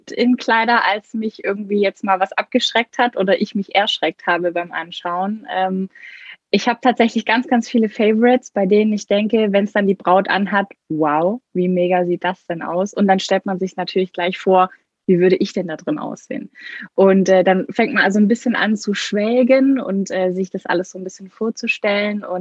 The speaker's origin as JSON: {"language": "German", "region": "Baden-Württemberg", "country": "Germany", "said": "Ich komme aus der Nähe von Stuttgart"}